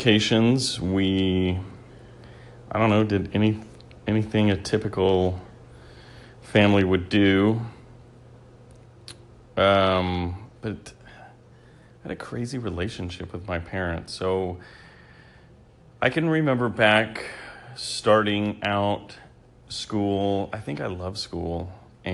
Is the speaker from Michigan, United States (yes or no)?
no; New Mexico, United States; now in Texas, United States; I grew up in a small town in New Mexico